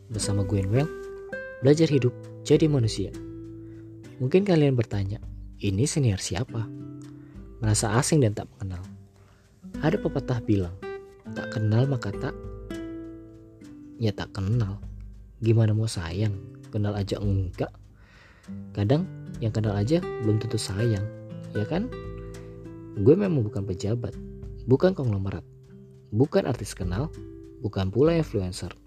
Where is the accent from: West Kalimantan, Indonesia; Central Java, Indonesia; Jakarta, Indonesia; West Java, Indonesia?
Jakarta, Indonesia; Gue lahir dan besar di Jakarta.